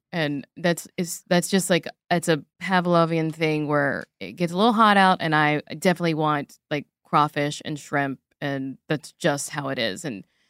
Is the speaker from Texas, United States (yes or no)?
no; Louisiana, United States; born or raised there